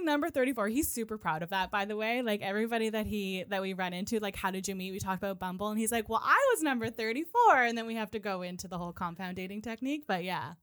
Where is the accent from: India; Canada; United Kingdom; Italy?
Canada; Nova Scotia; moved away as an adult; also born or lived in Calgary; when I moved back to Nova Scotia from Calgary to be closer to my family